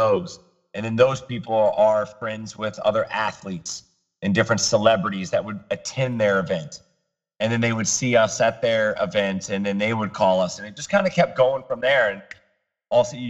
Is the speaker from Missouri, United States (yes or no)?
yes; Kearney, Missouri, United States; now in South Florida, United States; I grew up in Kearney, Missouri